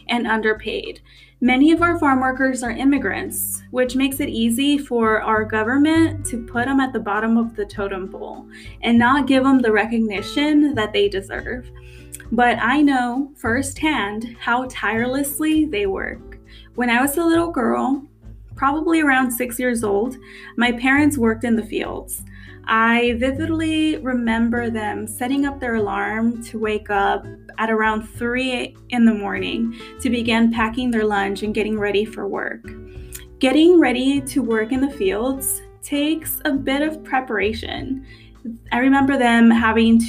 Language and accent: English; California, United States; Growing up in California, everyone knew of Cesar Chavez